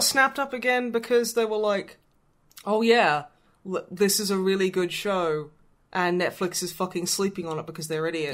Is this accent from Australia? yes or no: yes; Australia; I am from Australia, I am technically an Australian.